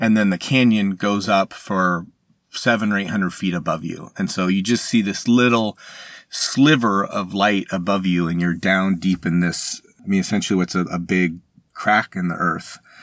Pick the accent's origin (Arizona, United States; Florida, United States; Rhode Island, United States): Arizona, United States; I am from Arizona, and you might not think, you know, I, I, I've ended up spending my career studying the world's largest freshwater fish, but I grew up in Arizona